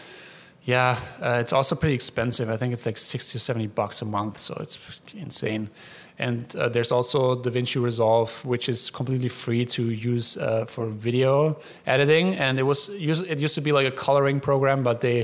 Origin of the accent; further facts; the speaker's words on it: Allgäu, Bavaria, Germany; moved away; Allgäu is where I'm from in Germany